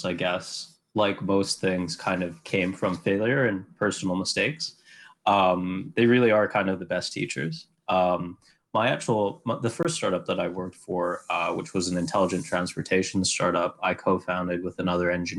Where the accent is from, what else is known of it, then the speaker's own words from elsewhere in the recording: Vancouver, British Columbia, Canada; moved away as an adult; now in Montreal, Canada; I went to school here in the beautiful city of Montreal, but I'm from Vancouver originally.